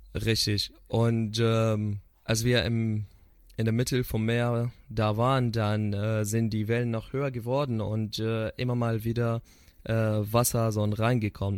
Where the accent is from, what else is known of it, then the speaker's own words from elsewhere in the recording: Syria; German is a second language; moved away as an adult; wir als Syrer